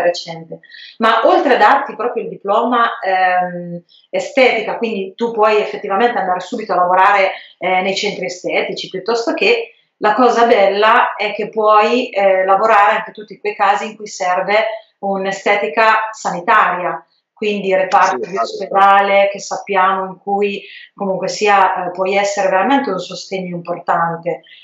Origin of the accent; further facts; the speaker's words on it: Fossombrone, Marche, Italy; io sono di Fossombrone